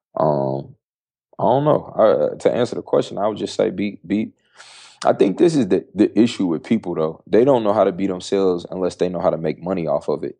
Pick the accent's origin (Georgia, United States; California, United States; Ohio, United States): Ohio, United States; Dayton; moved away; also born or lived in Syracuse, New York; I was born in Syracuse, New York, but Dayton, Ohio, West Dayton, Ohio is my home. Um, I grew up in the Midwest